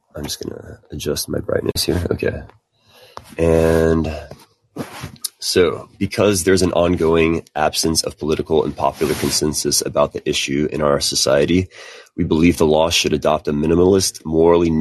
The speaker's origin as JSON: {"language": "English", "region": "Texas", "country": "United States", "said": "As a Texan myself"}